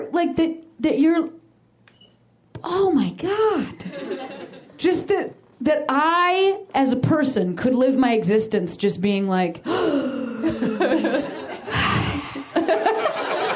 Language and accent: English; Chicago, Illinois, United States; I'm from Chicago